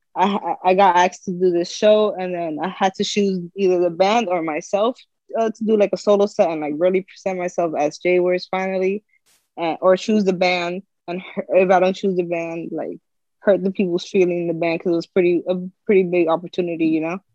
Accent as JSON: {"language": "English", "town": "Union City", "region": "New Jersey", "country": "United States", "tie": "born or raised there", "said": "I'm from Union City, New Jersey. Okay. Uh, I grew up grew up there. I'm still here."}